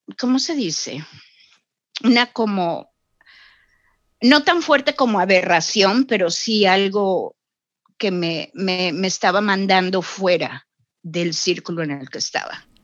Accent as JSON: {"language": "Spanish", "town": "Xalapa", "region": "Veracruz", "country": "Mexico", "tie": "born or raised there", "also_born_or_lived": "Mexico City / Vancouver, Canada", "moved": "as an adult", "lives_now": "Toronto, Canada", "said": "Yo soy jalapeña, nacida y criada en Jalapa"}